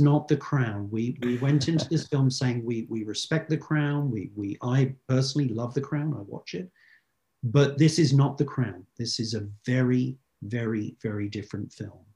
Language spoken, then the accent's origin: English; United Kingdom; as a Brit